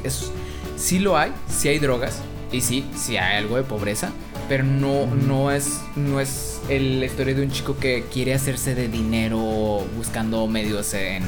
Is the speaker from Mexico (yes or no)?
yes; Monterrey, Nuevo León, Mexico